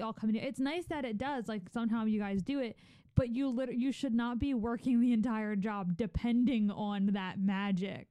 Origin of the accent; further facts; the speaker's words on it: Philadelphia, Pennsylvania, United States; we grew up in Philadelphia